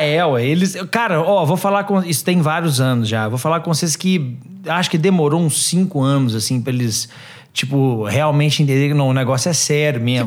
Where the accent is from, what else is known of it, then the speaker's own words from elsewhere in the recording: Minas Gerais, Brazil; Sou de Minas Gerais